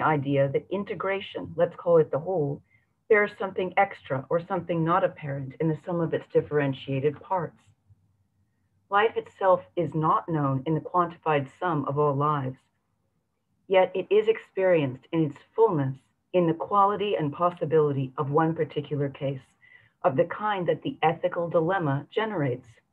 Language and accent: English; San Francisco, California, United States; my hometown of San Francisco